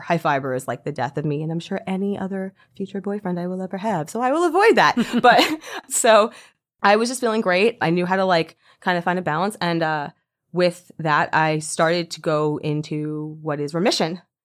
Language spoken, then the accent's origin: English; Deerfield Beach, Florida, United States; moved away as an adult; also born or lived in New York; I grew up in Deerfield Beach, and I moved to New York when I was 19 years old